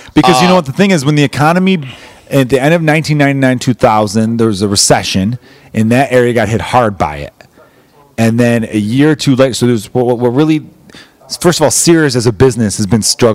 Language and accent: English; Chicago, Illinois, United States; born or raised there